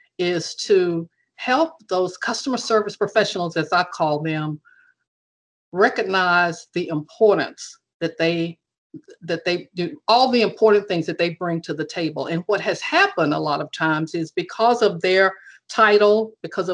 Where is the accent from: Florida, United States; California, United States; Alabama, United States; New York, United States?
Alabama, United States; Alabama, which of course is my home state